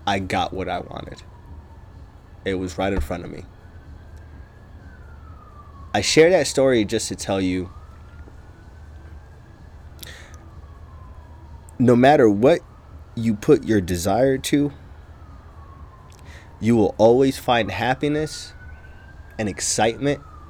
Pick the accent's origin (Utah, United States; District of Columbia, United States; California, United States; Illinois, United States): Utah, United States; Logan; also born or lived in across the pond (birthplace); I was born across the pond, but I grew up in a small town called Logan, Utah